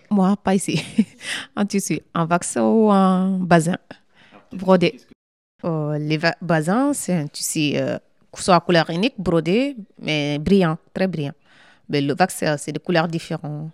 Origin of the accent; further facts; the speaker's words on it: Mali; now in France; Je suis malienne